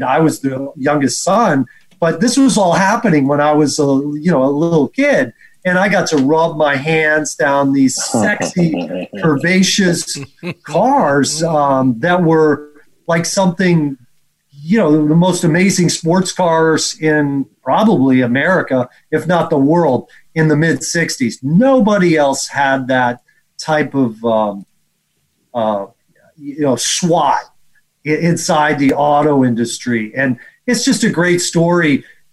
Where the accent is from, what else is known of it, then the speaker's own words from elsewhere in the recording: Palm Beach, Florida, United States; I grew up in Palm Beach, Florida